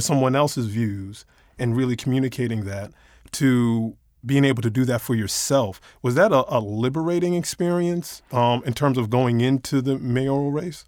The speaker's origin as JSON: {"language": "English", "region": "New York", "country": "United States", "moved": "yes", "said": "I, I'm originally from New York"}